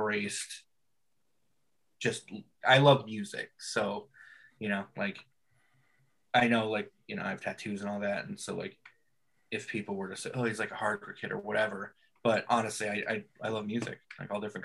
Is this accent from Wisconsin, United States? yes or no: no; California, United States; I was born in California.